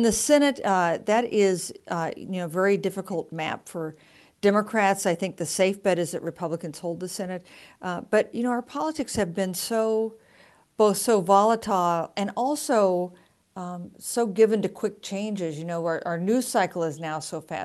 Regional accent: Kansas, United States; my home state, which is Kansas

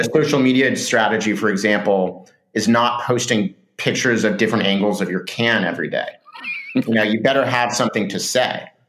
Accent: Laguna Beach, California, United States; moved away as an adult; also born or lived in San Francisco; I grew up in Southern California in a, in a, surf town called Laguna Beach

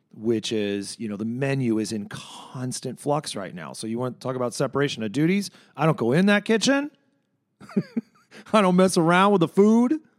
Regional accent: Chicago, Illinois, United States; I'm a Chicagoan.

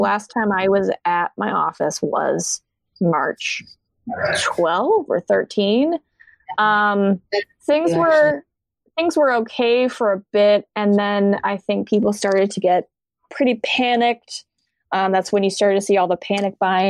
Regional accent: Colorado, United States; moved away; I'm from Colorado

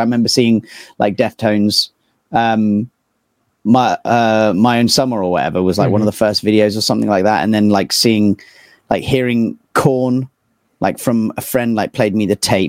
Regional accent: Poole, South West England, United Kingdom; moved away as an adult; also born or lived in Istanbul, Turkey / London; now in Bristol, United Kingdom; a little small town called Poole. So I grew up there

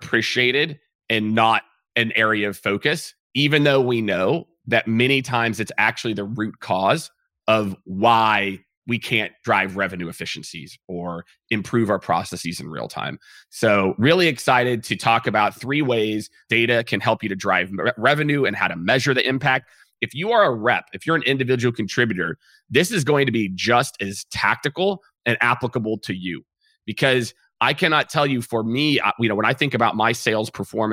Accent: Kansas City, United States; now in Texas, United States; I'm from Kansas City

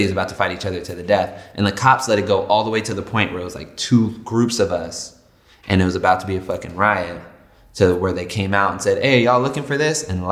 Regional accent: Los Angeles, California, United States; I'm from the Valley in L.A.

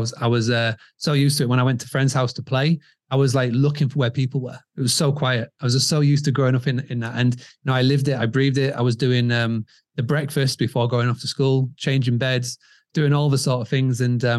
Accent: Scarborough, Yorkshire and the Humber, United Kingdom; So as you can tell from the accent, I'm from over the pond. I'm from England, from a little town called Scarborough in the northeast of England.

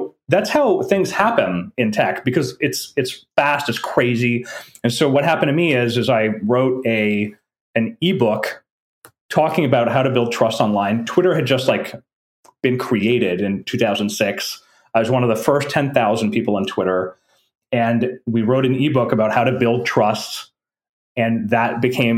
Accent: French part of Canada, Quebec, Canada; first language French; English is a second language; I was brought up in French part of Canada, right? French is my first language

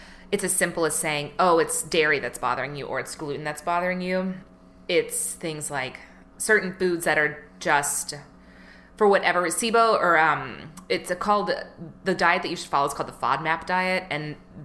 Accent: the South, United States; I grew up in the South, so it's just like fried everything

